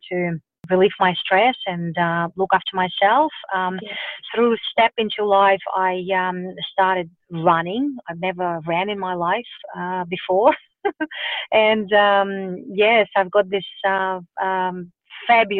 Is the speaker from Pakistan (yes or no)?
no; Russia; now in Melbourne, Australia; I grew up in Russia